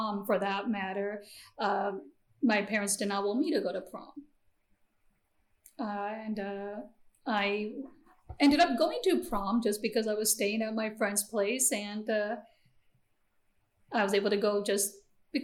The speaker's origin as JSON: {"language": "English", "country": "United States", "tie": "born or raised there", "also_born_or_lived": "India / San Francisco / Oklahoma / Nebraska", "first_language": "Gujarati", "second_language": "English", "said": "growing up in the Quad Cities"}